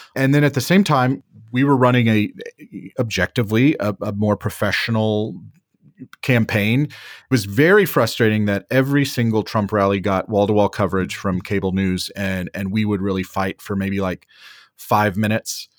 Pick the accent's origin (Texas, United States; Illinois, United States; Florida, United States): Texas, United States; Wichita Falls; moved away as an adult; now in Washington, D.C., United States; I was born and raised in Wichita Falls, Texas, so, so North Texas